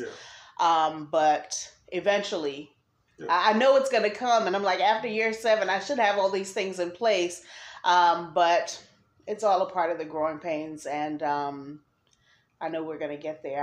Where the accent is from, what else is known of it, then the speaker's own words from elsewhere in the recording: New Jersey, United States; now in North Carolina, United States; I'm originally from New Jersey